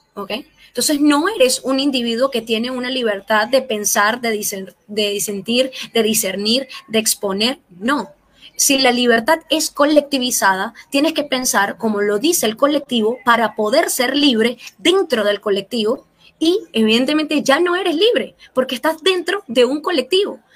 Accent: Venezuela; now in Chile; como venezolano

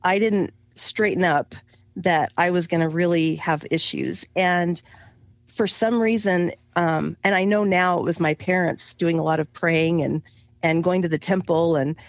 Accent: Grand Junction, Colorado, United States; I grew up in Grand Junction, Colorado

